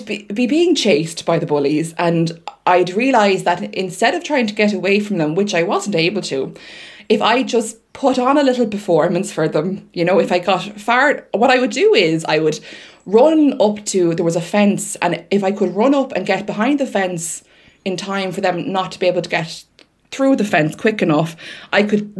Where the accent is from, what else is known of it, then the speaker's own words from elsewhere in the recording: Wexford, Leinster, Ireland; I was born in Wexford